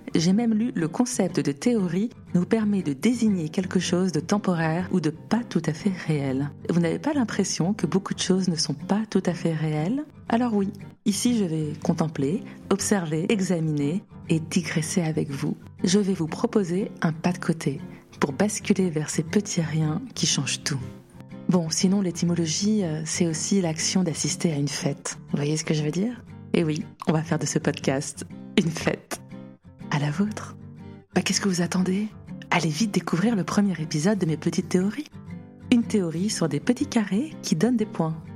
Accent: Paris, Île-de-France, France; je suis parisienne, 37 ans

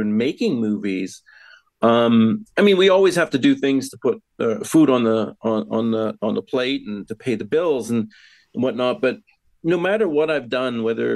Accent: Canada; moved away as an adult; also born or lived in England; I was born and raised in Canada, but my family is from the Yorkshire area, in West Yorkshire area in England

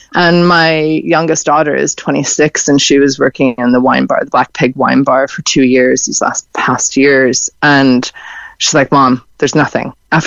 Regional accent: Seattle, Washington, United States; moved away as an adult; also born or lived in Galway; now in Kinsale, Ireland; I'm from Seattle originally

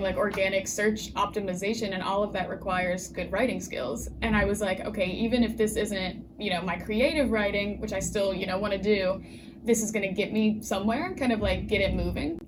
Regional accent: West Virginia, United States; moved away as an adult; now in Philadelphia, United States; my hometown, there's like one newspaper

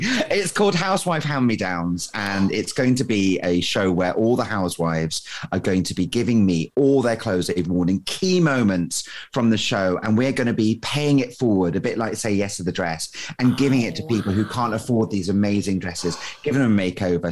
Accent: Scotland, United Kingdom; moved away as an adult; also born or lived in Leeds; being Scottish

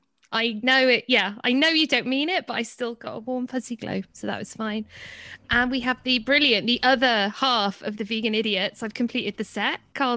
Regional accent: South Wales, United Kingdom; I'm from South Wales.

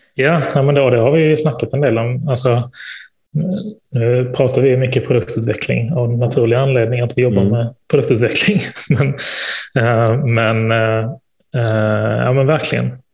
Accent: Malmö, Skåne, Sweden; moved away; nere i Malmö där jag är född och uppvuxen

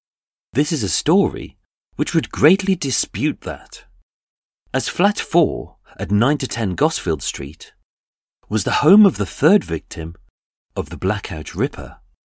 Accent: Birmingham, West Midlands, United Kingdom; I'm a Brummie

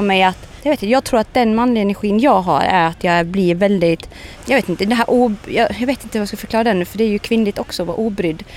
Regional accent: Sweden; skulle vi vara hemma i Sverige nu

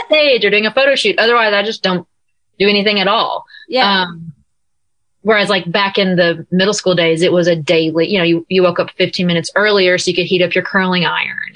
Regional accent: Nashville, Tennessee, United States; also born or lived in California; I am currently in Nashville, my hometown, and my home room.

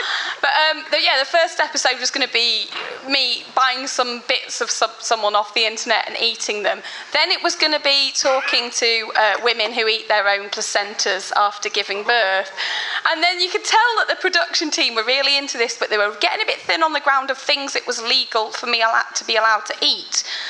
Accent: Birmingham, West Midlands, United Kingdom; born there; I was, yeah.

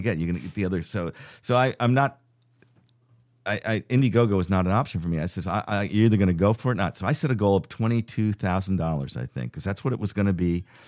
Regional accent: Fairfield County, Connecticut, United States; we grew up in Fairfield County, Connecticut

